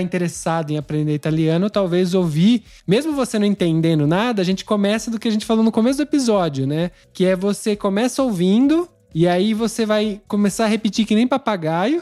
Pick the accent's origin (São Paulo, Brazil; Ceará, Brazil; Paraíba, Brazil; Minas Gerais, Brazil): São Paulo, Brazil; moved away as an adult; now in Italy; a gente nasceu em São Paulo